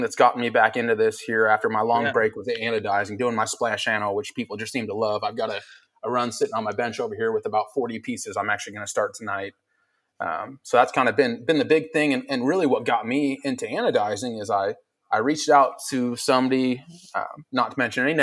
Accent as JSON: {"language": "English", "region": "Alaska", "country": "United States", "tie": "born or raised there", "also_born_or_lived": "Germany", "moved": "as an adult", "said": "I was born and raised in Alaska"}